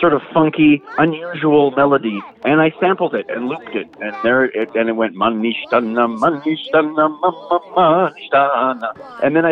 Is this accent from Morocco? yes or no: no; Quebec, Canada; I'm Canadian, I'm Jewish, I'm white, I'm like in Quebec, and I'm in a basement and I'm making hip-hop